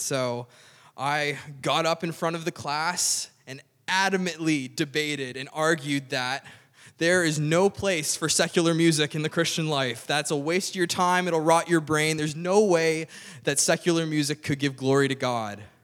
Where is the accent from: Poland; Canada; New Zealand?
Canada; Cape Breton, Nova Scotia; I grew up in Cape Breton